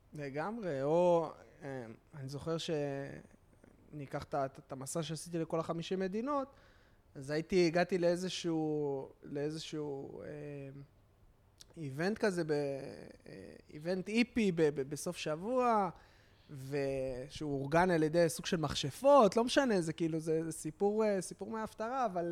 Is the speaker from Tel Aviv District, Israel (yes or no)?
yes; Tel Aviv, Tel Aviv District, Israel; אני גדלתי ביד אליהו, אז כאילו, אני ת, תל אביבי